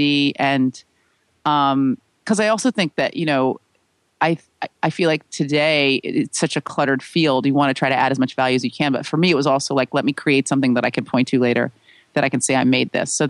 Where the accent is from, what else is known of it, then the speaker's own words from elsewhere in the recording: San Francisco, California, United States; my hometown of San Francisco